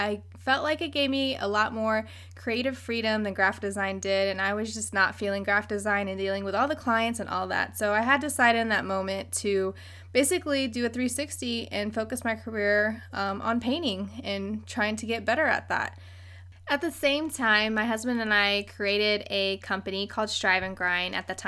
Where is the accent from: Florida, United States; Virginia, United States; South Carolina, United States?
Virginia, United States; Virginia Beach; also born or lived in Philippines; now in San Diego, United States; Virginia Beach, Virginia. 757. What up?